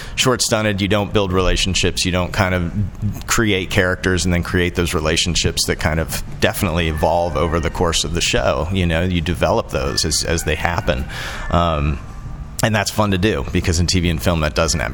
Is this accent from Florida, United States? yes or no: yes; Orlando, Florida, United States; moved away; also born or lived in Asheville, North Carolina; I grew up in Orlando